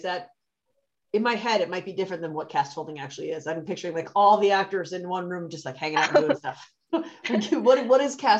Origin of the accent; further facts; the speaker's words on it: Wisconsin, United States; I'm Wisconsin and she's Pennsylvania, so we're very far north.